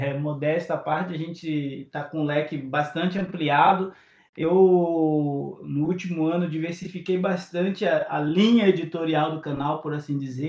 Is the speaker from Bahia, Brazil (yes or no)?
yes; Bahia, Brazil; Eu sou preto, sou baiano